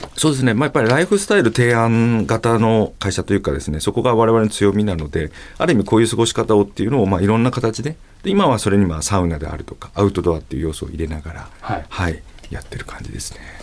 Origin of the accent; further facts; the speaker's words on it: Saitama, Japan; 埼玉県出身なので温泉地ではないですね